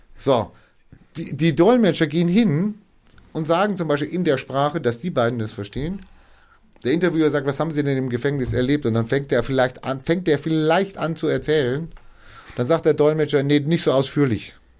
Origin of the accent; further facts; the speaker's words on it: Germany; Ich war auch Österreicher bin in Deutschland geboren